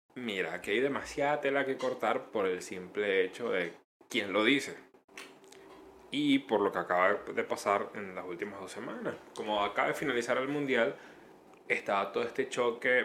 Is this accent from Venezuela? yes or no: yes; Venezuela; moved away; also born or lived in Chile; todos los venezolanos